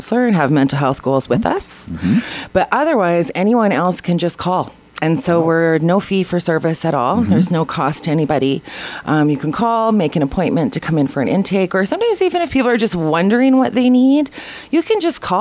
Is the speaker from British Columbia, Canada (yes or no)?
yes; Quesnel, British Columbia, Canada; now in Prince George, Canada; I'm from Quesnel, and there wasn't a lot of options there